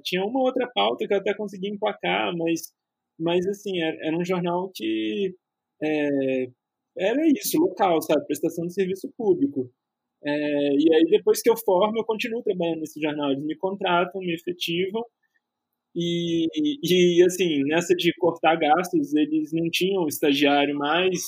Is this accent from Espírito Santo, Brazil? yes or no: no; Juiz de Fora, Minas Gerais, Brazil; moved away as an adult; also born or lived in São Paulo; eu nasci e cresci em Juiz de Fora, em Minas Gerais